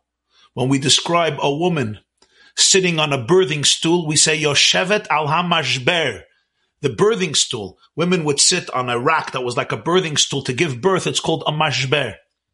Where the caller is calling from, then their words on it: Monsey, New York, United States; I'm speaking here from Muncie, New York. New York was hit very, very bad.